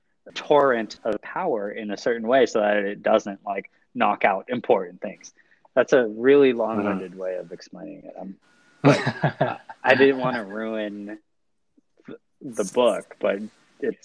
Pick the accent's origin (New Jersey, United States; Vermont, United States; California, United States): California, United States; now in New York, United States; I am from California, but now I'm in New York